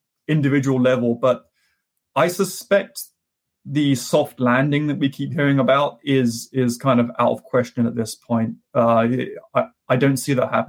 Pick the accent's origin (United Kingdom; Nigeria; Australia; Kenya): United Kingdom; now in United States; my home country of the UK